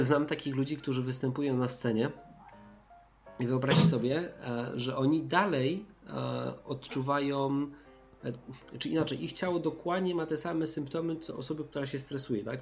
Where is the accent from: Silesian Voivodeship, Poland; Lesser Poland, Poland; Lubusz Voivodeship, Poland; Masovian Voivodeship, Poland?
Silesian Voivodeship, Poland; ja jestem ze Śląska